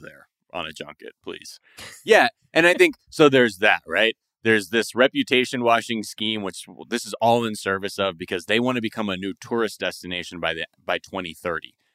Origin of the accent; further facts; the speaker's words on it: Japan; moved away; growing up in Japan